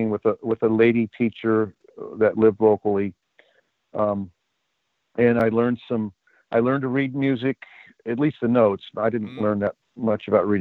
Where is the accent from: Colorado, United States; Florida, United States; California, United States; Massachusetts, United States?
California, United States; the Bay Area; Growing up in the Bay Area